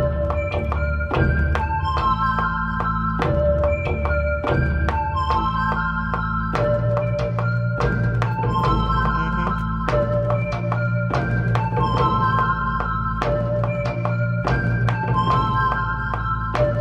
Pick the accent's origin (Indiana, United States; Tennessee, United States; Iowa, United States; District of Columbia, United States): District of Columbia, United States; Washington; I'm from Washington, D.C., and I'm a female music producer